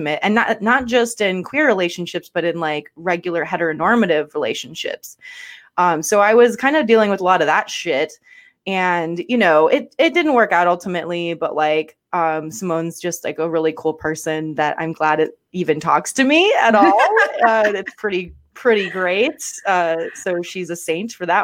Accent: Guam; now in Atlanta, United States; I'm originally from Guam, a little island called Guam.

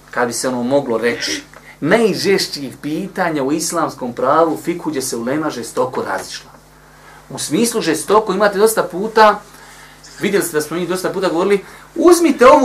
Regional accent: Bosnia & Herzegovina; kod nas u Bosni

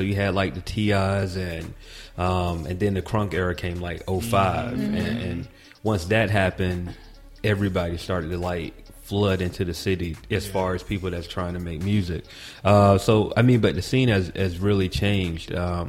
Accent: Atlanta, Georgia, United States; born there; Well, I was born in Atlanta, man, but I came back to Atlanta for college, and so I've been there since 2002.

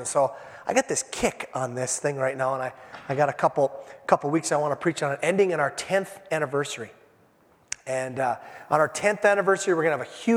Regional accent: Hibbing, Minnesota, United States; I'm from Hibbing, Minnesota

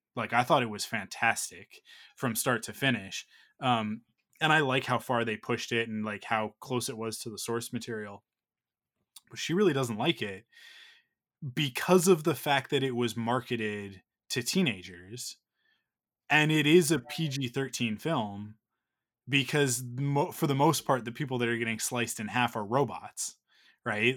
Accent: Canada; we're Canadian

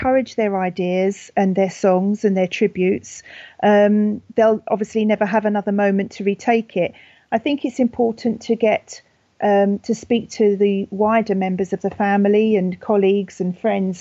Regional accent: United Kingdom; accent: very British; my very British accent

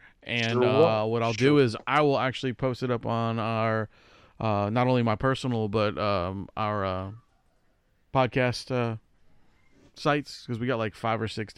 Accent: New Orleans, Louisiana, United States; Yes, I am.

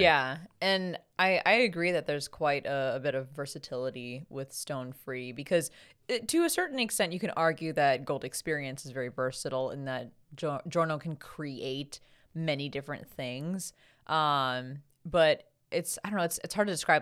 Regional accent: United States; as an American

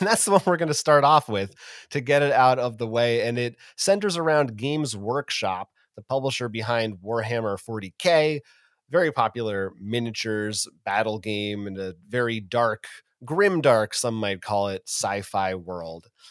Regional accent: United States; as an American

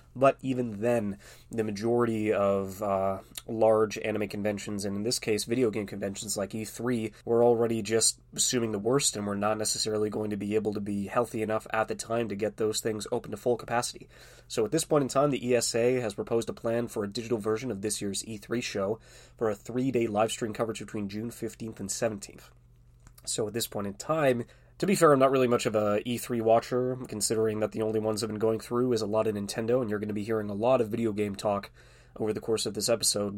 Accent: Canada; being Canadian

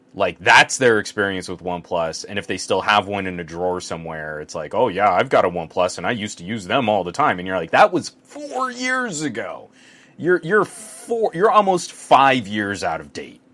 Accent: New Mexico, United States; now in Southern California, United States; growing up in New Mexico.

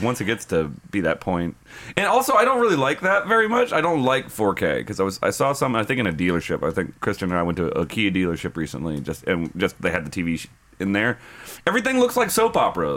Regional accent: United States; as an American

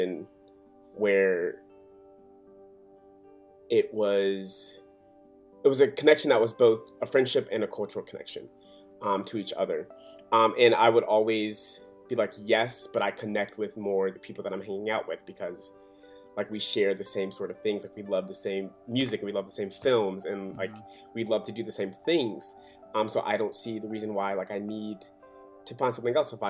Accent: Atlanta, Georgia, United States; also born or lived in Birmingham, Alabama; I was born in Birmingham, Alabama, and I moved to Atlanta, Georgia when I was 3 years old, and that is where I was raised

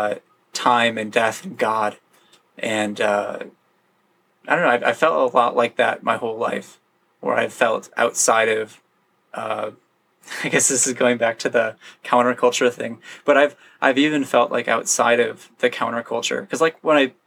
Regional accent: Grand Rapids, Michigan, United States; moved away as an adult; now in Seattle, United States; where I grew up in Grand Rapids, Michigan, it's a really heavily like Protestant Christian area.

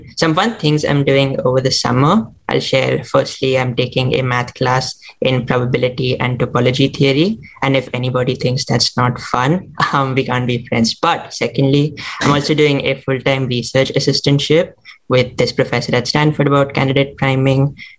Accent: Mumbai, Maharashtra, India; now in New Jersey, United States; I am originally from Mumbai, India. I am currently in New Jersey

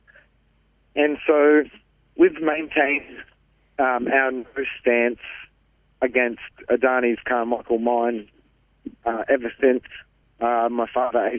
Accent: central Queensland, Australia; I'm from the Wangan and Jagalingou people from central Queensland

